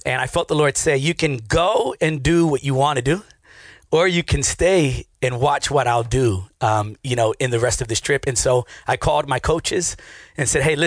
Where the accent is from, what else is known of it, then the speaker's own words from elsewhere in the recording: Richmond, Virginia, United States; also born or lived in New York City; I grew up again in Richmond, and I played baseball all through middle school and high school days